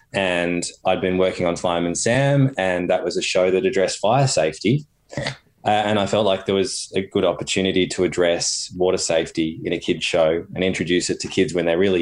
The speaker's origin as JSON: {"language": "English", "town": "Torquay", "region": "Victoria", "country": "Australia", "tie": "born or raised there", "said": "growing up on Torquay Surf Beach myself and doing little nippers, my dad was a lifesaver, yep. the Anglesey Lifesaving Club"}